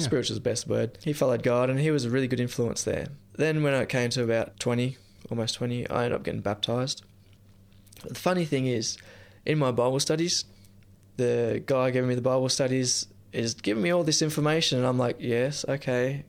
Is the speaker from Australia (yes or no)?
yes; near Nimbin, New South Wales, Australia; I grew up near Nimbin